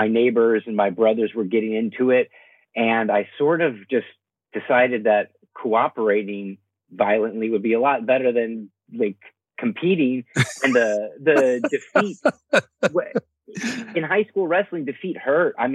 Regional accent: United States; I am an American professional wrestler

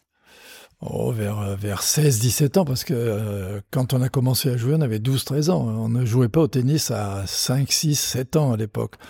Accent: Strasbourg, Grand Est, France; Je suis originaire de Strasbourg

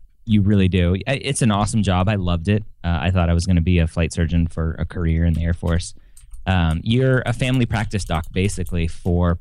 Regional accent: Southern California, United States; first language English; moved away; also born or lived in Florida; I grew up in Southern California playing baseball

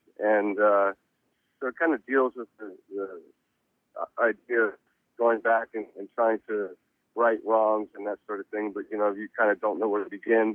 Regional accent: Reading, Pennsylvania, United States; now in Los Angeles, United States; I was born in Reading, Pennsylvania

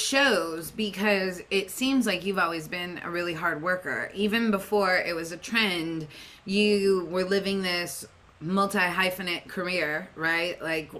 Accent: Seattle, Washington, United States; now in Los Angeles, United States; I grew up in Seattle.

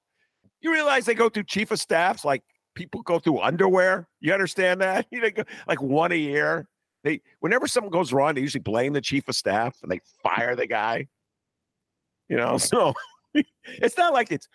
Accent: Evanston, Illinois, United States; I grew up in Evanston

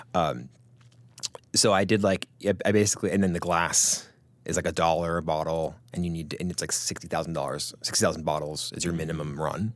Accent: Greenwich, Connecticut, United States; I grew up in Grand Connecticut

